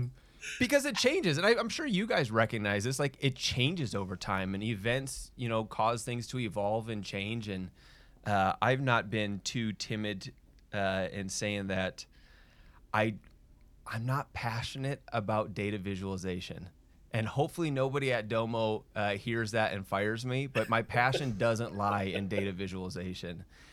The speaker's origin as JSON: {"language": "English", "region": "Minnesota", "country": "United States", "tie": "born or raised there", "lives_now": "Utah, United States", "said": "I'm a Utah transplant. I'm actually born and raised in Minnesota. I think I've done a good job of losing the accent, but every now and then you'll hear it come out"}